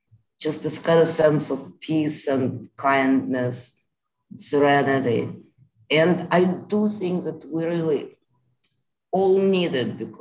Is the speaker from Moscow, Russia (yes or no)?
yes; Moscow, Russia; now in United States; I grew up in Moscow